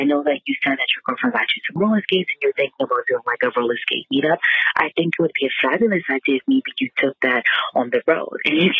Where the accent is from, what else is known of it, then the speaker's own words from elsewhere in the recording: New York City, New York, United States; I'm from Manhattan, born and raised